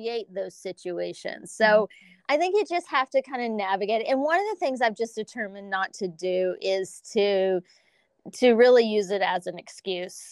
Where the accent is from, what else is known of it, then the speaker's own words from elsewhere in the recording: Lubbock, Texas, United States; moved away as an adult; now in New York, United States; I was raised in the South